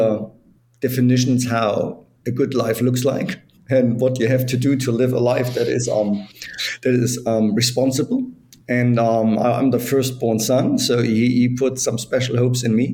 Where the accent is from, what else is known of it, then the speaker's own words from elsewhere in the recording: East Germany, Germany; moved away; I was born in East Germany. So as everyone knows, Germany was separated for 40 years. So I grew up in the communist part.